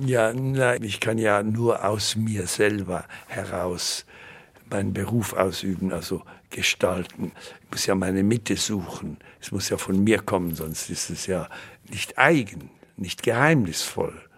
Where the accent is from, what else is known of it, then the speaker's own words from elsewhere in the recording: Winterthur, Zurich, Switzerland; moved away as an adult; also born or lived in Basel / Munich / Vienna; Ich habe Wurzeln in Winterthur, da habe ich ja meine Kindheit verbracht